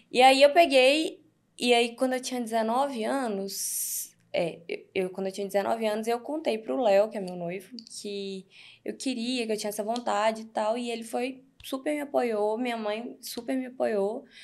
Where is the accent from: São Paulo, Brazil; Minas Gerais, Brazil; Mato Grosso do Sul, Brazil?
Minas Gerais, Brazil; Divinópolis; moved away as an adult; also born or lived in Goiânia; Divinópolis, uhum. é, perto de BH, uns 120 quilômetros de BH. Uhum. É, meus pais são de lá, eu fui criada lá a vida toda